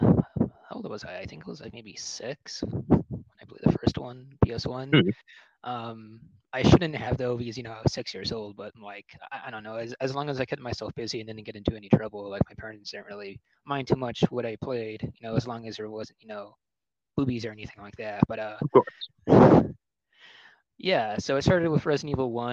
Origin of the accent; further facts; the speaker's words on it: Illinois, United States; also born or lived in Hawaii / Arizona / South Carolina / Georgia; now in Nevada, United States; I come from a military family. Originally, I'm from Illinois. I've lived in Hawaii, lived in Arizona, lived in South Carolina, lived in Georgia, and currently I'm living in Nevada.